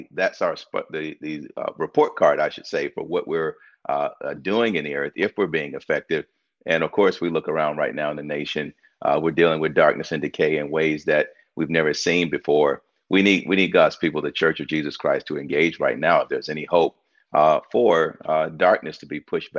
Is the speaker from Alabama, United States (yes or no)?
yes; Tuscaloosa, Alabama, United States; I grew up in Tuscaloosa, Alabama. I remember in third grade when they integrated the school system